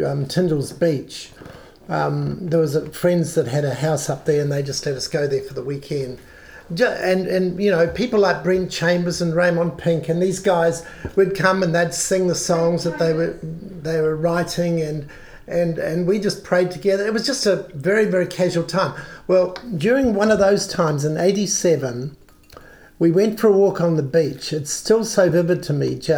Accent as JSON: {"language": "English", "country": "New Zealand", "accent": "New Zealand"}